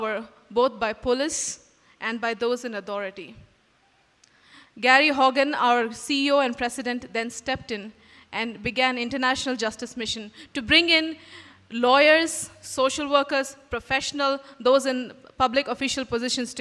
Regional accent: Mumbai, Maharashtra, India; moved away as an adult; now in Bangalore, India; Growing up in Bombay and working with my parents in their church

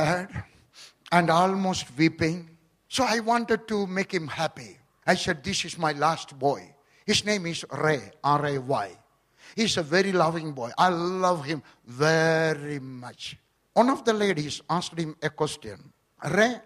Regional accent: Kerala, India; also born or lived in Punjab; now in Delhi, India; I was born in Kerala.

